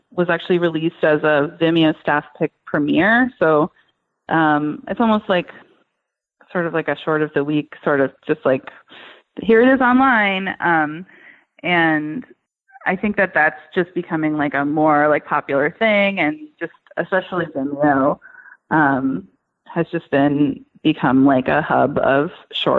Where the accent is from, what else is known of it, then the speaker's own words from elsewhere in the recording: New Hampshire, United States; moved away; I'm originally from New Hampshire